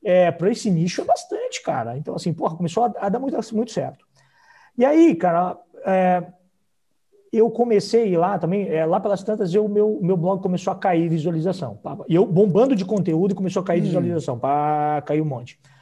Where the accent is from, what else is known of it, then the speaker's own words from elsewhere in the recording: Blumenau, Santa Catarina, Brazil; Eu sou de Santa Catarina